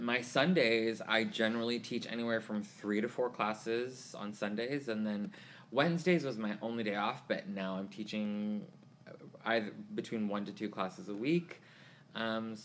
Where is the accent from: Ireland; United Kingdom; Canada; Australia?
Canada; Vancouver, British Columbia; moved away as an adult; also born or lived in Tulsa, Oklahoma; now in Houston, United States; I am from Vancouver, British Columbia. I was raised there. I was actually born here in Oklahoma, Tulsa, but we don't talk about that. my family moved when I was 6 months old to Vancouver, and so I grew up there mostly. But I moved here to Houston when I was 21 years old